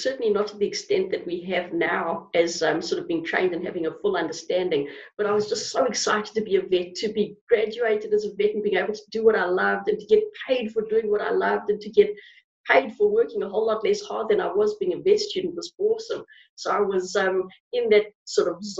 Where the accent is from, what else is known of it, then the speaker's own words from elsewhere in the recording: South Africa; moved away; I grew up in Africa. And growing up in South Africa